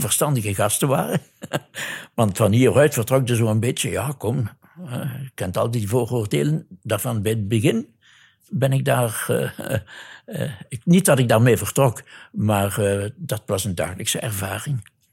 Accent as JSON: {"language": "Dutch", "town": "Neerpelt", "region": "Flanders", "country": "Belgium", "tie": "born or raised there", "also_born_or_lived": "Kinshasa, Congo", "accent": "Limburg", "moved": "as an adult", "said": "U zult al aan mijn accent gehoord hebben dat ik uit Limburg kom. Dus ik ben van Neerpelt, tegenwoordig heet dat Pelt. Waar ik geboren ben, 79 jaar geleden."}